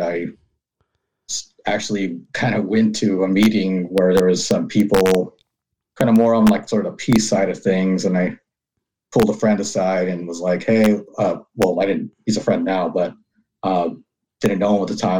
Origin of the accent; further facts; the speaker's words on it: Southern California, United States; I was born in America, born in Southern California, born and raised there